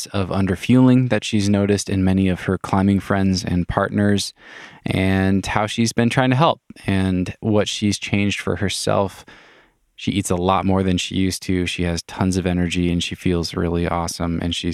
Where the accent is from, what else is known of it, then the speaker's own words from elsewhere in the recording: Wenatchee, Washington, United States; moved away as an adult; now in Waco, United States; I'm from Wenatchee